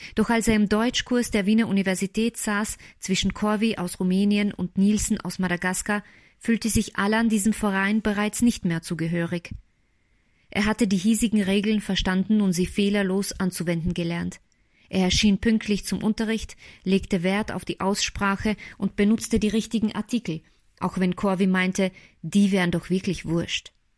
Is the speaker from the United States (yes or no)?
no; Slovakia; now in Austria; ich bin Slowakin, das werde ich immer bleiben